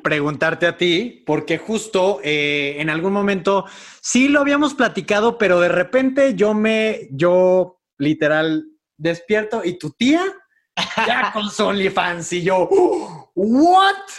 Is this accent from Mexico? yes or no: yes; Monterrey, Nuevo León, Mexico; moved away; vengo educado de Monterrey